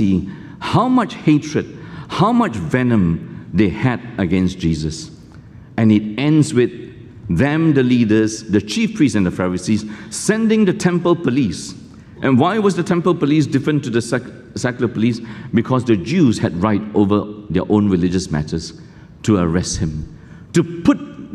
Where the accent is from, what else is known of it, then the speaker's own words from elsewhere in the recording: Malaysia; now in Singapore; I grew up in Malaysia. I went to a kampung school